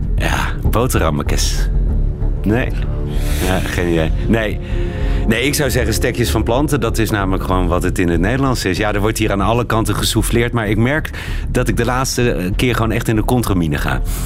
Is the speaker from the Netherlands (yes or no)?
no; Belgium; Zo zijn wij Belgen